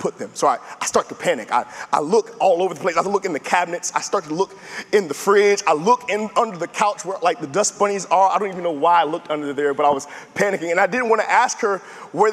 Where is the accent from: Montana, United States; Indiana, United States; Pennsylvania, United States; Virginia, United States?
Virginia, United States; Tidewater area; I'm from the Tidewater area, born and raised.